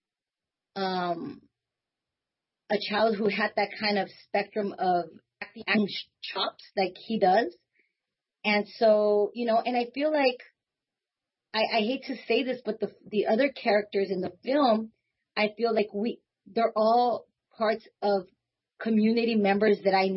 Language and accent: English; Los Angeles, California, United States; I grew up there my whole life. I was there for the first 20-something years of my life